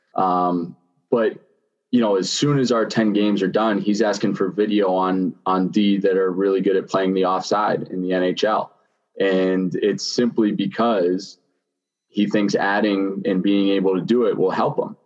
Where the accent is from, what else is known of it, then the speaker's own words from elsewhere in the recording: Pittsburgh, Pennsylvania, United States; moved away; I grew up in Greenfield, which is a small kind of inner city type of town in, in Pittsburgh